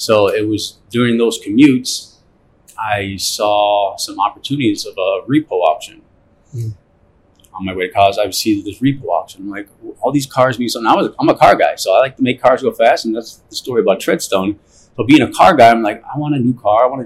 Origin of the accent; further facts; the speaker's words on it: Cleveland, Ohio, United States; I grew up in Cleveland, Ohio.